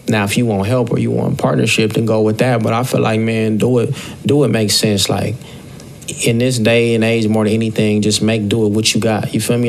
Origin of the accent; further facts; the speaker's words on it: Long Beach, California, United States; I'm from Long Beach